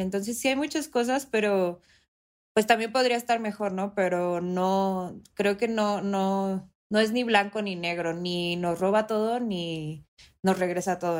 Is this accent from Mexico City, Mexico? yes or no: yes; Mexico City, Mexico; yo soy de la Ciudad de México